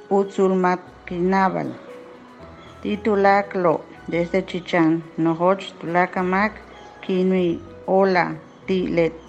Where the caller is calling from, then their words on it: Santiago de Compostela, Galicia, Spain; desde Santiago de Compostela, Bon Nadal.